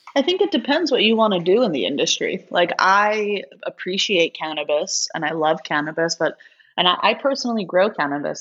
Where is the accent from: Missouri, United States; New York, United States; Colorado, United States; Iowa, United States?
New York, United States; also born or lived in East Coast; now in Los Angeles, United States; I am a New Yorker